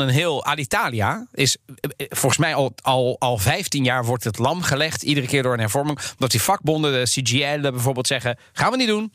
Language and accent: Dutch; The Hague, South Holland, Netherlands; in mijn jeugd, opgegroeid in Den Haag, zoon van Italiaanse ouders